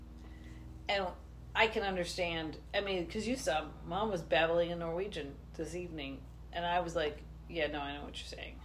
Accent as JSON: {"language": "English", "country": "United States", "said": "as an American"}